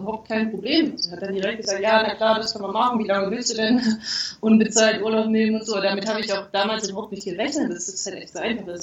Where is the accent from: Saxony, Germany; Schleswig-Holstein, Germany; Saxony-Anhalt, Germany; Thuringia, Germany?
Thuringia, Germany; moved away as an adult; also born or lived in Leipzig / Jena / Hamburg; now in Querétaro, Mexico; Also geboren bin ich in Leipzig und aber aufgewachsen in Thüringen